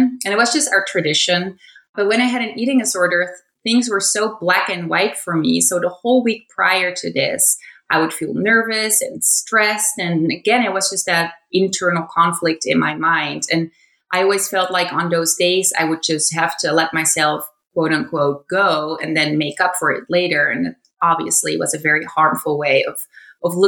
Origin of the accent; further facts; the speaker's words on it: Netherlands; moved away; I grew up in the Netherlands